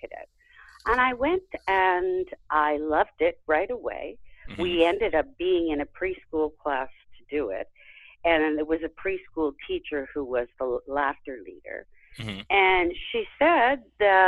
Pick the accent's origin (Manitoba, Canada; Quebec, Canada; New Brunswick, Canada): Quebec, Canada; Montreal; specifically, I'm from Montreal